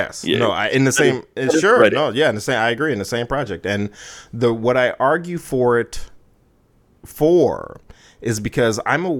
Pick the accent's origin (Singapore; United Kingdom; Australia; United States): United States; As an American